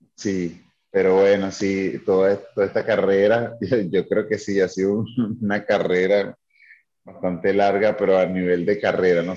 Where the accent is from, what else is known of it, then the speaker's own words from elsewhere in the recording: Caracas, Capital District, Venezuela; moved away as an adult; now in Tulum, Mexico; yo soy venezolano, soy de Caracas. Eh, soy de, sí, de Caracas, de un barrio que se llama Pinto Salinas